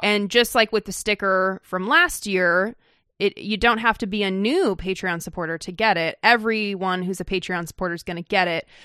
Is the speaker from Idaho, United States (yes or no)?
yes; Idaho, United States; moved away; also born or lived in California; I was born in California and spent most of my formative years in Idaho